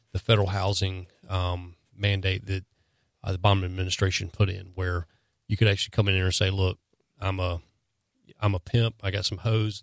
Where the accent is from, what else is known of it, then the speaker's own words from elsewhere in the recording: the South, United States; growing up in, growing up in the South